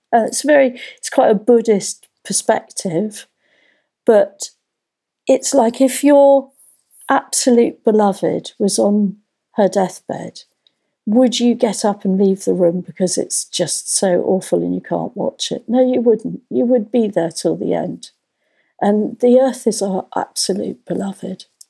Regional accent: London, United Kingdom; moved away; I grew up in North London

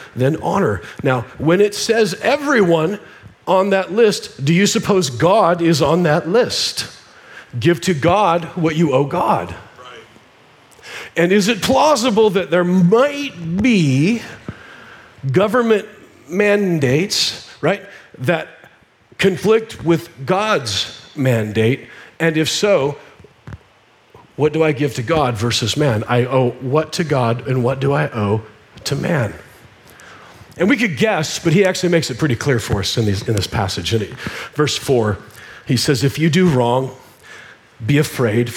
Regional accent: Nebraska, United States; I'm a redneck. I grew up in Nebraska.

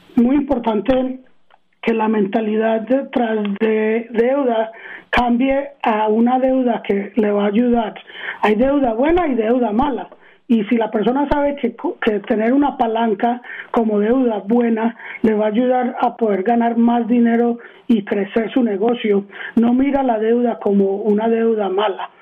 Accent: Arizona, United States; also born or lived in Queens, New York / Medellín, Colombia (parents); Yo nací en Queens, en Nueva York, y eh, vine aquí a Arizona en el 79, tenía tres años

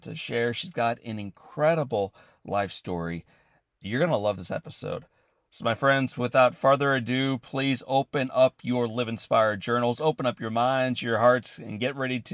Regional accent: Midwest, United States; I have lived my entire life in the Midwest.

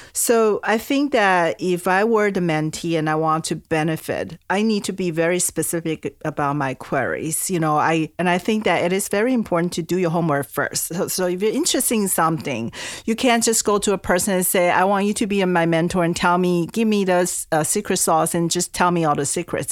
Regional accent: Taiwan; English is a second language; moved away as an adult; also born or lived in California, United States / East Coast, United States; now in United States; I'm originally from Taiwan. I came to the U S when I was eighteen years old for college

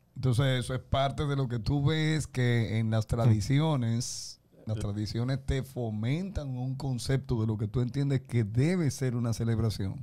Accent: Dominican Republic; nosotros estamos como caribeños, y estoy hablando como dominicanos

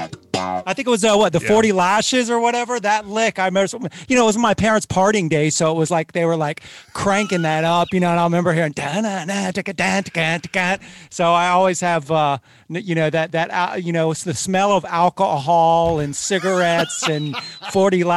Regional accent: Cincinnati, Ohio, United States; growing up in Cincinnati

